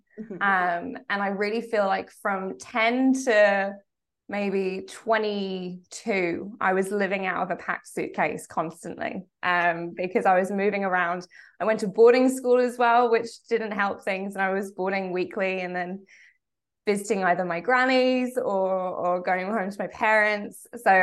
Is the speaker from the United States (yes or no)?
no; England, United Kingdom; accent: English accent; also born or lived in France / Australia / Oxford; now in Derry, United Kingdom; So I was born in Derry. I moved over to England when I was very young. I think I was only about 2 years old. And I grew up mostly in England, but I also spent some time in France, which I actually forgot to tell you, and also in Australia. So my accent's pretty mixed.